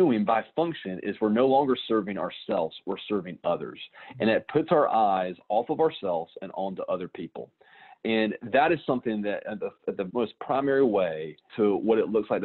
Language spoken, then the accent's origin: English; Anderson, United States; growing up in Anderson